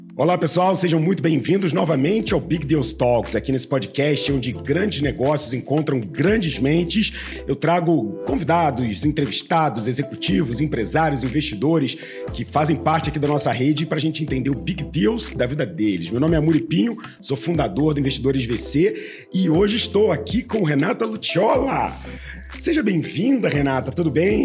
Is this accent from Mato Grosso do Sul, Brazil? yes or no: no; Rio de Janeiro, Brazil; moved away as an adult; now in São Paulo, Brazil; eu sou carioca